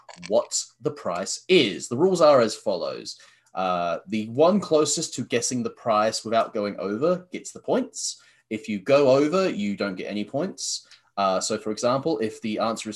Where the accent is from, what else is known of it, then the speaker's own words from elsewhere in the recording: Australia; accent: thick Aussie; my thick Aussie accent, mate, we're Australian.